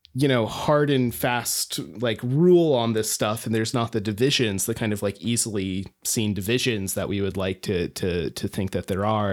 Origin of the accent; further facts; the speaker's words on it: rural Alaska, United States; I grew up in rural Alaska